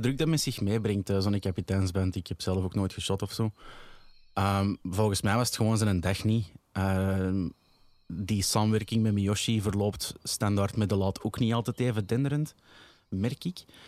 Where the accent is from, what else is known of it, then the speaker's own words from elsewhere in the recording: Antwerp, Flanders, Belgium; Ik ben van de Brede Bon